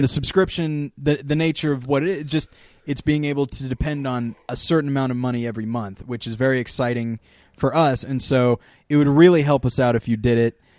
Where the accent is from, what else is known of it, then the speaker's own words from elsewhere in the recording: California desert, United States; I was raised in the California desert